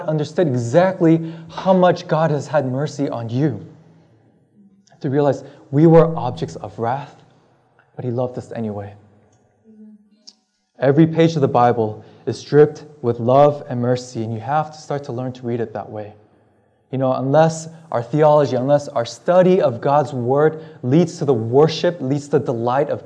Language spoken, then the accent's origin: English; California, United States; moved away as an adult; also born or lived in Massachusetts; now in Belmont, United States; I'm originally from California